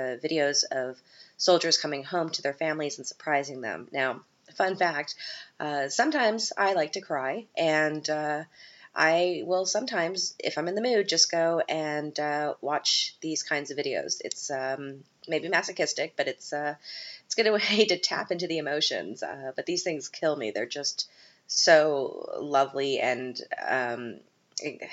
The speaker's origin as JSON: {"language": "English", "country": "Canada", "said": "we're both Canadian"}